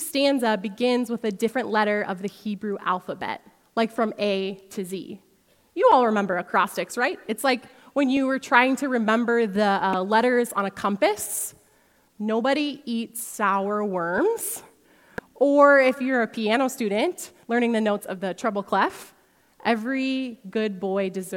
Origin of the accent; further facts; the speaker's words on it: Sioux Falls, South Dakota, United States; also born or lived in Holland, Michigan; I grew up here in Sioux Falls, but for a season, my husband Tyson and I lived in Holland, Michigan